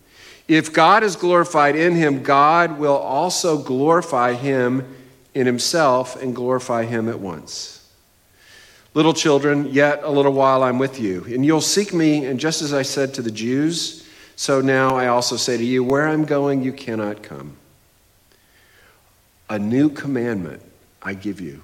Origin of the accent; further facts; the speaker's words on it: New England, United States; I am from New England, a New England fan